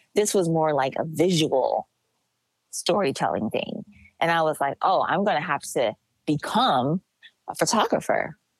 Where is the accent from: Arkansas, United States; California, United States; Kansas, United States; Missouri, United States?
California, United States; Los Angeles; I'm from Los Angeles